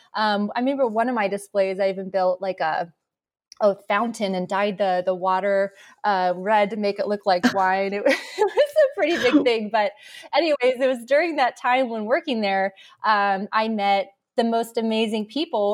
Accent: Arizona, United States; Born and raised in Arizona

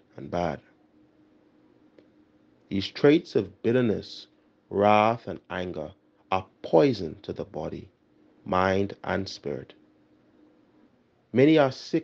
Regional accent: Nassau, New Providence, Bahamas; moved away as an adult; now in Barbados; I am from the Parish of St. Gregory the Great, located on Carmichael Road, New Providence.

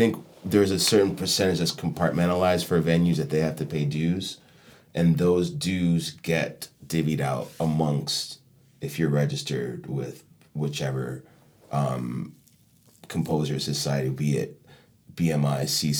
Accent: Chicago, Illinois, United States; now in Miami, United States; And I felt like when I came down from Chicago, it was weird.

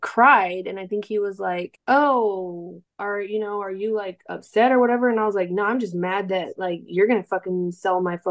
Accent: Northern California, United States; moved away; also born or lived in Texas; I'm originally from California

